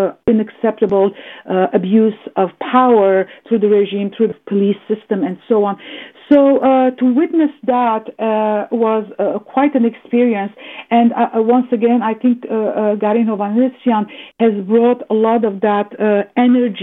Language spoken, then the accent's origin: English; Canada; a Canadian diasporan Armenian